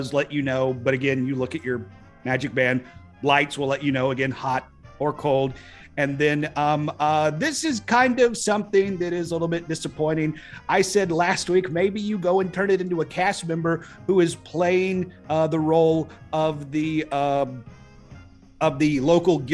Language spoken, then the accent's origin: English; East Tennessee, United States; we're from East Tennessee. We are born and bred in orange and white for the Vol Nation